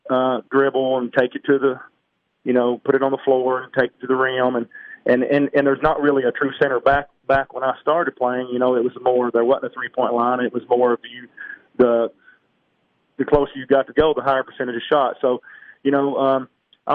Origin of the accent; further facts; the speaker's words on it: Pickett County, Tennessee, United States; also born or lived in Livingston, Tennessee; I grew up in Pickett County